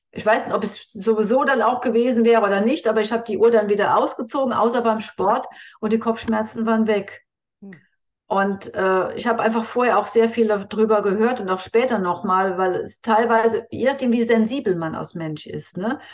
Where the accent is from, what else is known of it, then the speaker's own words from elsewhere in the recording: Germany; bei uns in Deutschland